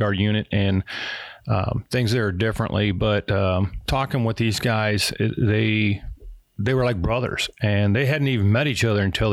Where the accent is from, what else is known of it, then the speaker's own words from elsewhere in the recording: Oregon, United States; I was born in Oregon, raised there in Oregon